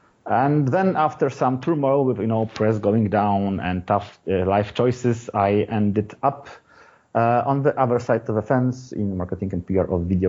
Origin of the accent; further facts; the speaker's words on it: Poland; I'm from Poland.